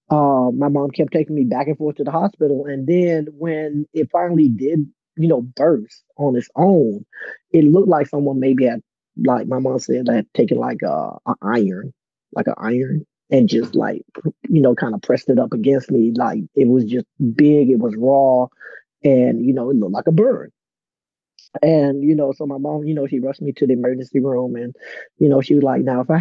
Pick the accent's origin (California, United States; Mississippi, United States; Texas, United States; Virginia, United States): Virginia, United States; Portsmouth; I was born in Portsmouth Naval in Virginia. D and I are both kind of from Virginia